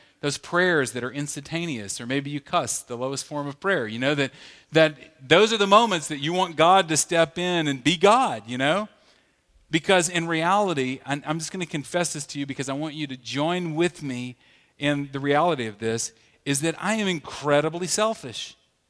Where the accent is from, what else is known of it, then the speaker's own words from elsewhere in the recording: the South, United States; You know, I grew up in the South where they would say things like, you know, they would challenge us about not watching R-rated movies or PG-13 movies